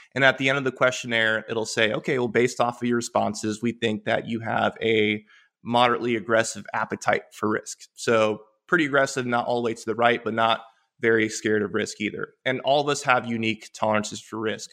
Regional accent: Polk County, central Florida, United States; also born or lived in Caracas, Venezuela / Puerto Rico; I grew up in, in central Florida, in Polk County

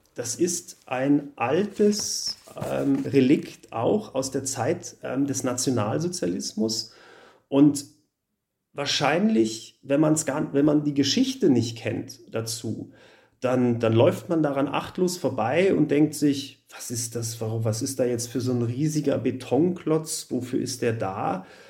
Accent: Berlin, Germany; now in Munich, Germany; komme ich aus Berlin, da bin ich groß geworden und aufgewachsen

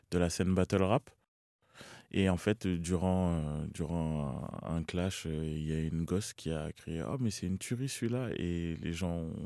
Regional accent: Cameroon; simplement, que voilà, j'étais camerounais, que mes routes c'était ici, que j'arrivais et que c'était mon accent qui était différent.

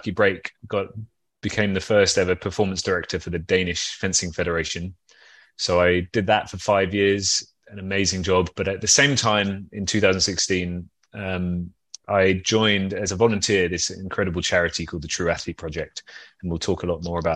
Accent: London, United Kingdom; moved away as an adult; now in Copenhagen, Denmark; I'm from London.

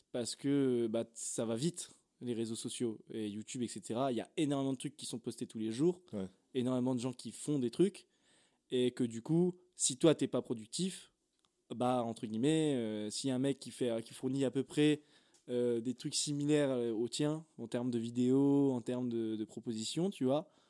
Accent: Brittany, France; comme on dit, chez nous, en Bretagne, elle va sortir brute de décoffrage.

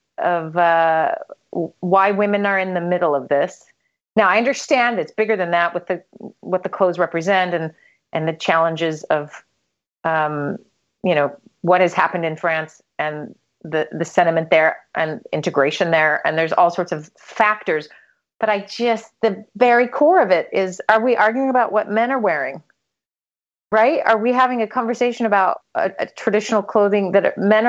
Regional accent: United States; I'm from the United States

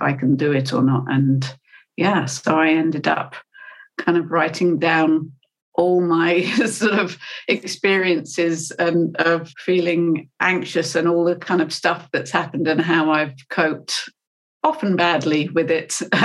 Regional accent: United Kingdom; I'm British

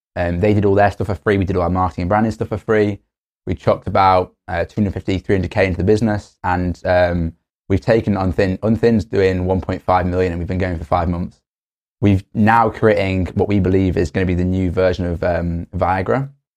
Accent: Stoke-on-Trent, West Midlands, United Kingdom; moved away; also born or lived in Cambridge; I'm from Stoke on Trent

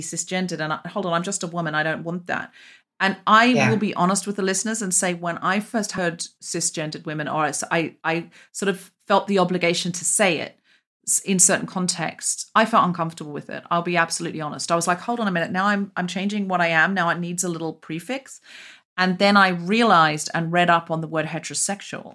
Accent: Australia; moved away; I am an Australian adopted left-handed immigrant woman.

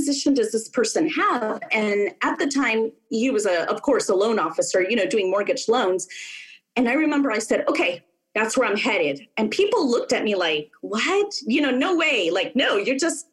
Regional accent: California, United States; my home state of California

